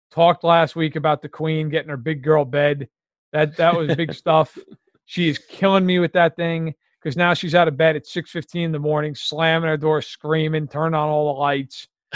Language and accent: English; New York, United States; I grew up in New York.